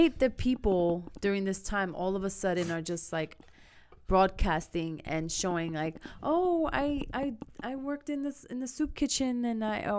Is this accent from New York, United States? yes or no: yes; New York City, New York, United States; Just as much as I say I'm from the Bronx